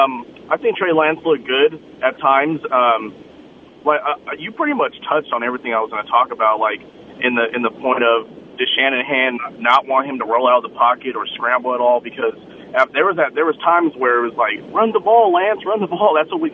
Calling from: San Jose, California, United States; from San Jose.

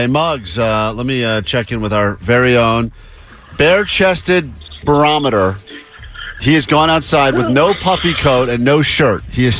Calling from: Los Angeles, California, United States; Hi there. We're calling from Los Angeles, California.

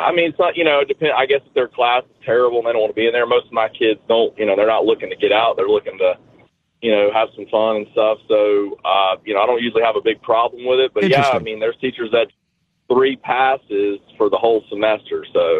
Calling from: Dallas, Georgia, United States; Dallas, Georgia.

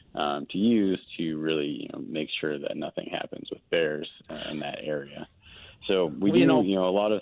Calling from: Denver, Colorado, United States; Yeah, you know, I'm actually up in Denver today, but I work out of the Durango office down Southwest Colorado.

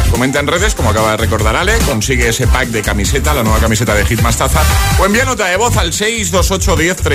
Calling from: Alcorcón, Community of Madrid, Spain; Hola, buenos días a todos.

